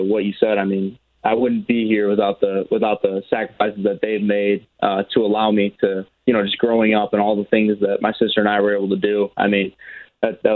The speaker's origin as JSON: {"language": "English", "town": "Chicago", "region": "Illinois", "country": "United States", "tie": "born or raised there", "said": "I grew up in the Chicagoland area"}